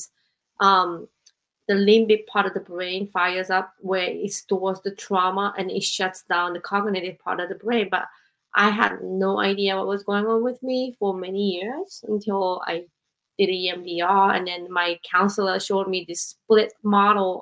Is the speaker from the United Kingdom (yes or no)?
no; Japan; moved away as an adult; also born or lived in United States; I grew up in Japan